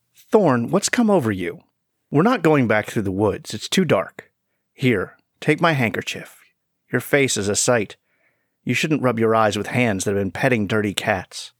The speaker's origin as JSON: {"language": "English", "town": "Roanoke", "region": "Virginia", "country": "United States", "said": "I'm from Roanoke, Virginia"}